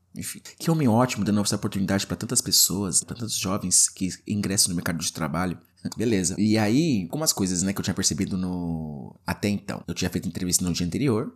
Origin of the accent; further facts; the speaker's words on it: Guarulhos, São Paulo, Brazil; moved away as an adult; eu sou de São Paulo, não é exatamente da capital São Paulo, mas sou de Guarulhos